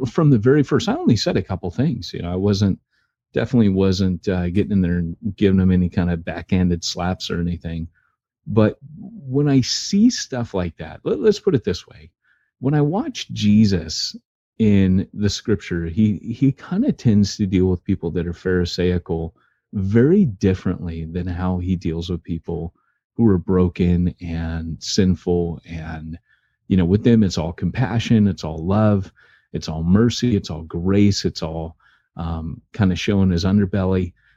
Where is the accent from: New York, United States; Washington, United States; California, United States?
California, United States; Orange County; I was raised in Orange County, California